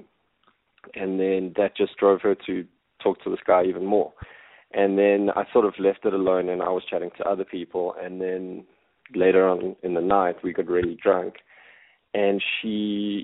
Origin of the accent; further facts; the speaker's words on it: Johannesburg, Gauteng, South Africa; I'm from Johannesburg in South Africa, and I'm 31